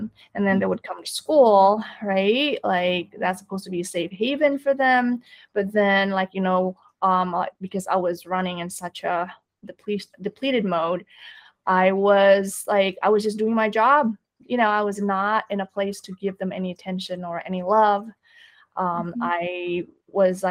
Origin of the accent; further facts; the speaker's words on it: Indonesia; moved away; I grew up in Indonesia.